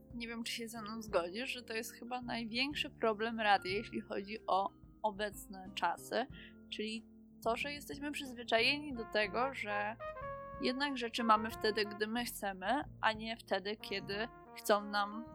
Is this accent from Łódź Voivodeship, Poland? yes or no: no; Kraków area, Lesser Poland, Poland; jesteśmy z oboje z okolic Krakowa